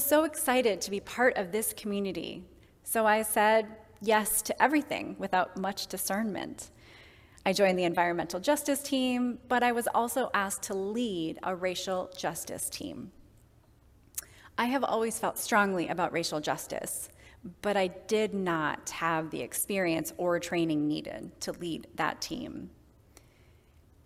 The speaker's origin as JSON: {"language": "English", "town": "Kenosha", "region": "Wisconsin", "country": "United States", "tie": "born or raised there", "said": "My childhood was spent outside, both in my hometown of Kenosha"}